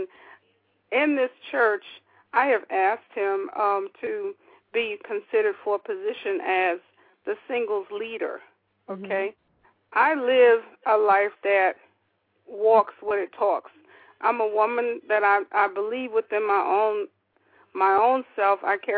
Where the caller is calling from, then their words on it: Atlanta, Georgia, United States; I am calling from the Atlanta area.